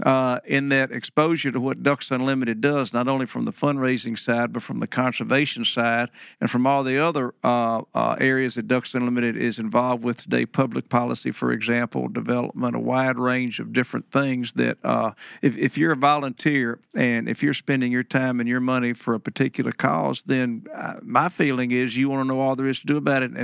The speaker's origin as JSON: {"language": "English", "town": "Memphis", "region": "Tennessee", "country": "United States", "said": "I'm from Memphis, Tennessee"}